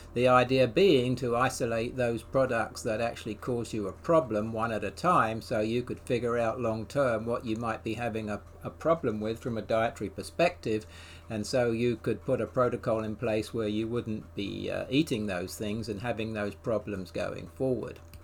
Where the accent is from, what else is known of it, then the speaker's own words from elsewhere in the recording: England, United Kingdom; now in United States; I'm an Englishman